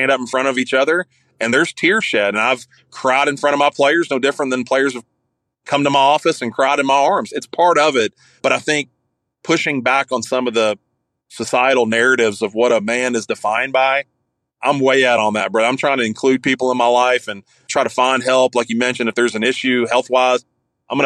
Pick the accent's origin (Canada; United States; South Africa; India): United States; Kentucky; accent: thick redneck; I grew up in Kentucky, if you can't tell by this thick redneck accent that I have